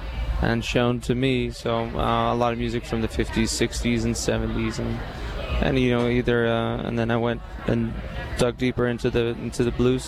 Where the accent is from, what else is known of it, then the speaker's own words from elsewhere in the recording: Iceland; moved away as an adult; now in Nashville, United States; Well, yeah, I moved to the States from Iceland about almost 3 years ago now. Originally, we were based out in Austin, but now we're based out of Nashville.